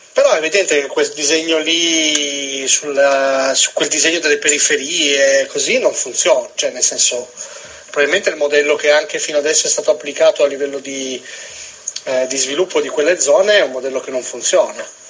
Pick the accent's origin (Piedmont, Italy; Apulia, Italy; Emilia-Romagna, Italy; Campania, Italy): Piedmont, Italy; Turin; da torinese che vive la città quotidianamente